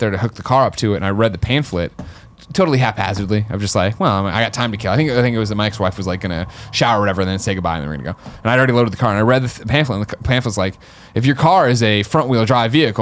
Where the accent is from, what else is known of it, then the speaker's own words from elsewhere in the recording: Chicago, Illinois, United States; moved away as an adult; also born or lived in Missouri; now in San Francisco, United States; growing up in the Midwest, I have a fear of tornadoes.